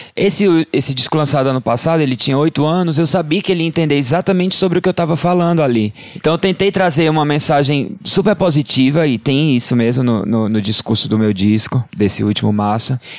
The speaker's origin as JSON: {"language": "Portuguese", "region": "Ceará", "country": "Brazil", "also_born_or_lived": "Crato", "said": "do governo do estado do Ceará, que é de onde eu sou."}